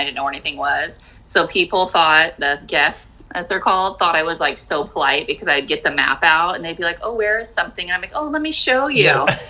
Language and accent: English; Anaheim, California, United States; born or raised there; also born or lived in Illinois